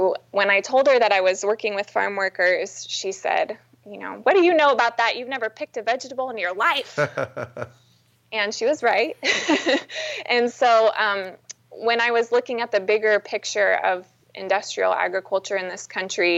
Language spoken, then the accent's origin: English; California, United States; I was raised in California